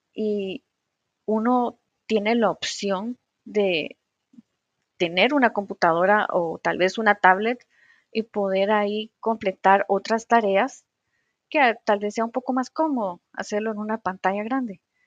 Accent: Guatemala; como les decimos aquí en Guatemala

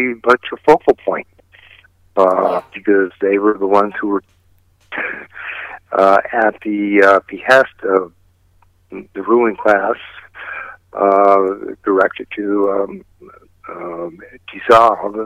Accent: San Francisco, California, United States; this is my hometown

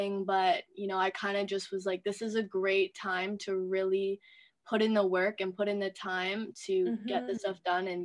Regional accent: Toronto, Ontario, Canada; I'm from Toronto.

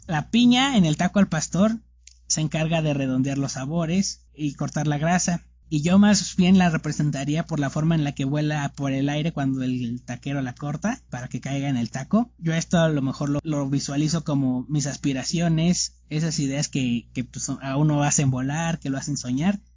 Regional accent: Mexico; nuestro país, por nuestro lugar de origen, en este caso, obviamente México

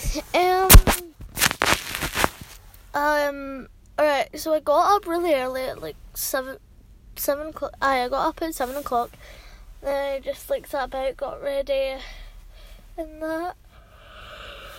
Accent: Scotland, United Kingdom; accent: Scottish; I'll be, like, a pure Scottish, because I'm from Scotland

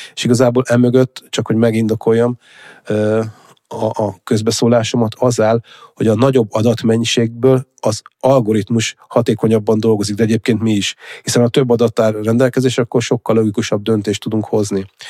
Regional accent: Hungary; vidéki gyerek vagyok

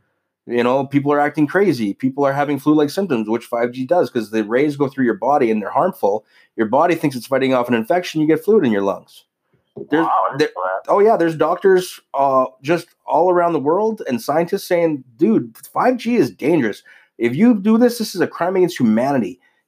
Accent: Canada; I am a Canadian Trump supporter.

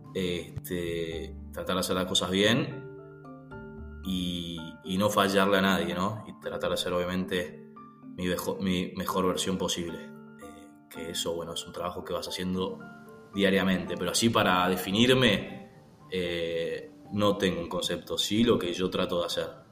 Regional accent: Buenos Aires, Argentina; now in Pilar, Argentina; ahora estoy viviendo en Pilar, viví siempre en Capital y este año me mudé en Pilar, provincia de Buenos Aires

